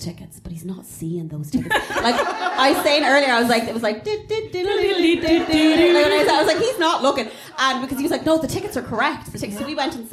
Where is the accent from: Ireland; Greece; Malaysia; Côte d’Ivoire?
Ireland; Longford, Leinster; I'm from Longford, obviously, and my mom lives in Longford